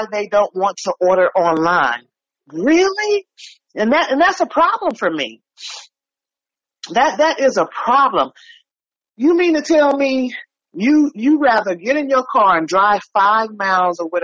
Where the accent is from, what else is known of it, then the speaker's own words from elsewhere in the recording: San Francisco, California, United States; now in Oakland, United States; I'm in Oakland now. I was born and raised in San Francisco